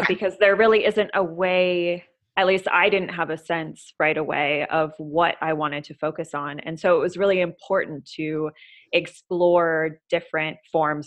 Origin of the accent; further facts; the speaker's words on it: Minnesota, United States; also born or lived in Seattle; now in Los Angeles, United States; I grew up in Minnesota